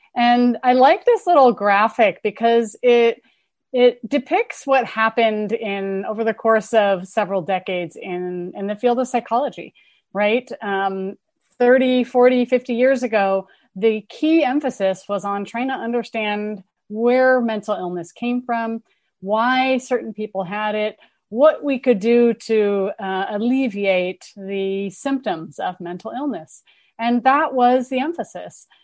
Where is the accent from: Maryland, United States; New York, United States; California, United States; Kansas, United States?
California, United States; Berkeley; I'm from Berkeley. I grew up here. I'm a townie.